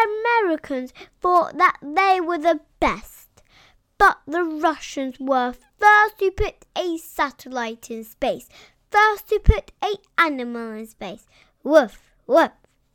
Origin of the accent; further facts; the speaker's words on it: England, United Kingdom; We're from England. Whose side were we on?